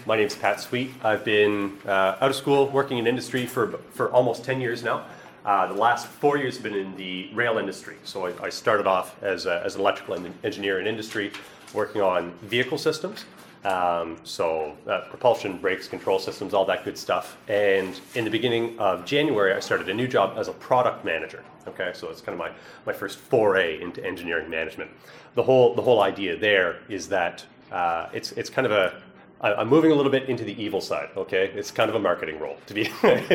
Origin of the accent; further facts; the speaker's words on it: East Coast of Canada, Atlantic Canada, Canada; I'm from the East Coast of Canada